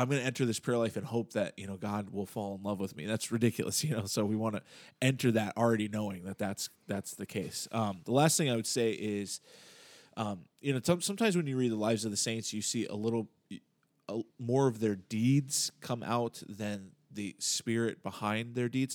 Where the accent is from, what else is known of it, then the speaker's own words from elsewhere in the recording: United States; I'm thoroughly American, you know, and have been, you know, raised in this way